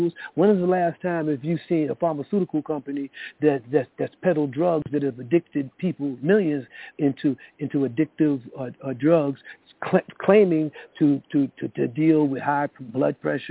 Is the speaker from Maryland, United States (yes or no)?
no; New York City, New York, United States; I grew up in the South Bronx